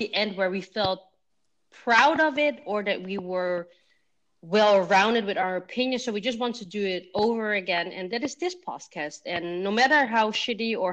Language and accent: English; Zoetermeer, South Holland, Netherlands; also born or lived in The Hague; we moved from The Hague to a little bit of a smaller city next to it called Zoetermeer, and they still live there.